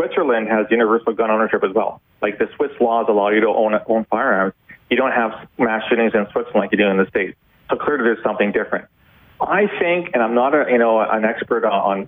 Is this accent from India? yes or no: no; Canada; a Canadian who has many American friends